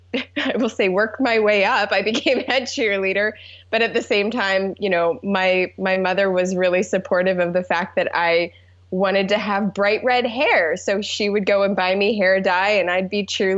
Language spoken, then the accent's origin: English; Alexandria, Virginia, United States; I grew up in Alexandria, Virginia, which is a suburb about 6 minutes outside of D.C.